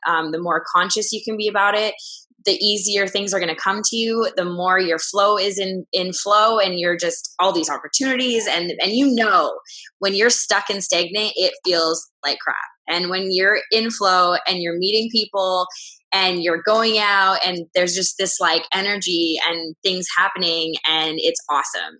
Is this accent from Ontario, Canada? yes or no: no; Vancouver, British Columbia, Canada; now in Los Angeles, United States; I'm from Canada, Vancouver.